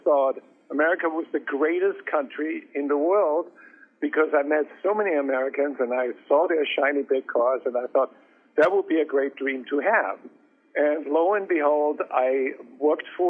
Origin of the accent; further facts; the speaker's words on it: Austria; moved away; I grew up in Austria, and my grandmother ran a country inn